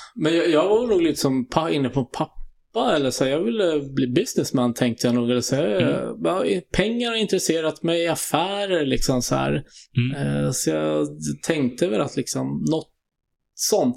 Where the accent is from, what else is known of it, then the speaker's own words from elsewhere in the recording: Stockholm, Stockholm County, Sweden; moved away as an adult; now in Sollentuna, Sweden; är från Kungsholmen, född på Kungsholmen